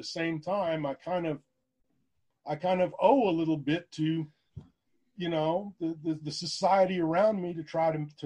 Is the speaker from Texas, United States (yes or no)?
yes; Houston, Texas, United States; also born or lived in San Marcos, Texas; I grew up in Houston. I mean, I was born in Houston